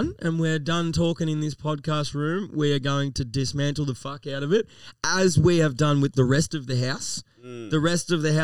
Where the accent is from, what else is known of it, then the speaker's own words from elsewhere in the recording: Melton, Victoria, Australia; also born or lived in Toolern Vale; I've always lived in Melton. I am a true blue 3337 M-Town motherfucking beast. Lived here my whole fucking life. I was born in Melton South.